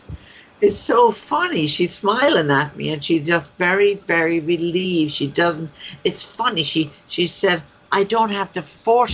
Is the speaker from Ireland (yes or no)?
yes; Ireland; accent: Irish; my Irish accent